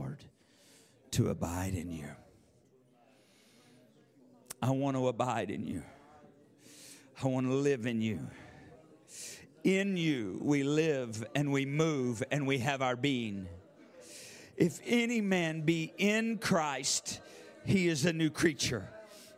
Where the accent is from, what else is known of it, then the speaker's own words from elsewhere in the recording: Yakima, Washington, United States; I'm from Yakima